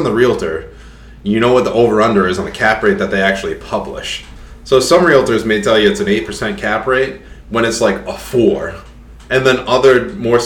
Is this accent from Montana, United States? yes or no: no; Rhode Island, United States; accent: Rhode Island